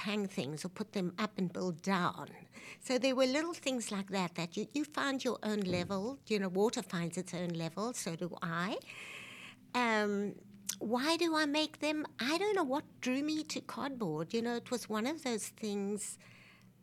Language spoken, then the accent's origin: English; Cape Town, Western Cape, South Africa; moved away as an adult; also born or lived in New York, United States; now in Philadelphia, United States; I grew up in South Africa, but I was born in New York so that I could get a passport